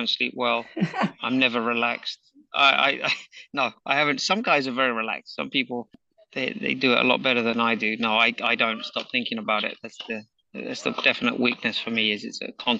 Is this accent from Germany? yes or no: no; England, United Kingdom; growing up in England